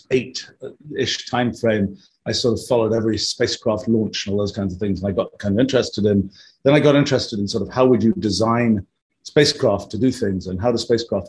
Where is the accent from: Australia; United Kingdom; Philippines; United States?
United Kingdom; England; I grew up in England in the 1960s